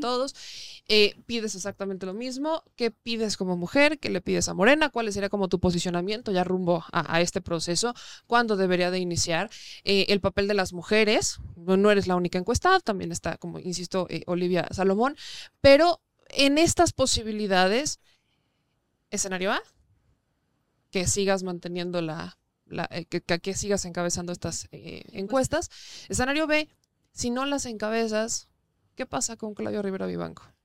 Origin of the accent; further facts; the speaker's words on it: Puebla, Mexico; also born or lived in Mexico City; soy poblana y si bien ya prácticamente estoy un 80-90% en la Ciudad de México, mi casa sigue estando en Puebla, mi vida sigue estando en Puebla